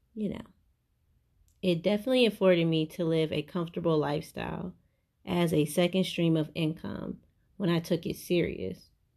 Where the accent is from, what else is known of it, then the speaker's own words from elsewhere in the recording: Cleveland, Ohio, United States; I'm from Cleveland